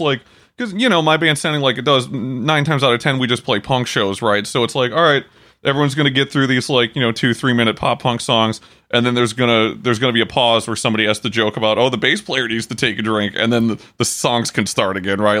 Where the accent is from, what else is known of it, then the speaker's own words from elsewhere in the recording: Port Huron, Michigan, United States; I was born there, I haven't lived there in years